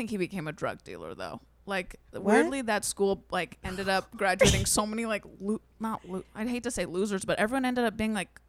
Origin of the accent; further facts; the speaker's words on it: San Diego, California, United States; I went to a Jewish day school. Where? So in San Diego. Mm-hmm. The San Diego Jewish Academy.